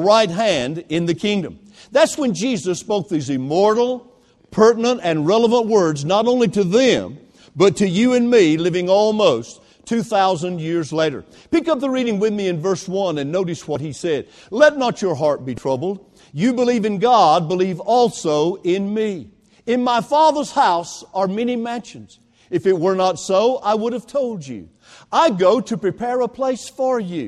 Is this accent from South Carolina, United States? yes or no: yes; Greenville, South Carolina, United States; When I was a boy growing up in a textile mill village back in my hometown of Greenville, South Carolina